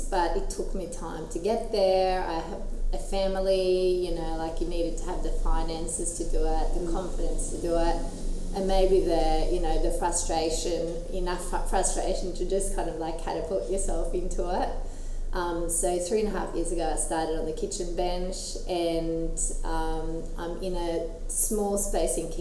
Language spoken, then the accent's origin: English; Skien, Vestfold og Telemark, Norway; moved away as an adult; now in Newcastle, Australia; I grew up in Skien, which is a little town in Norway with maybe 40,000 people, so 2 hours southeast of Oslo.